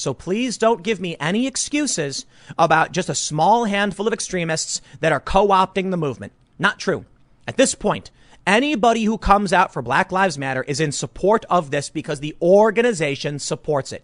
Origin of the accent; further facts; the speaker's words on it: Chicago, Illinois, United States; I'm from Chicago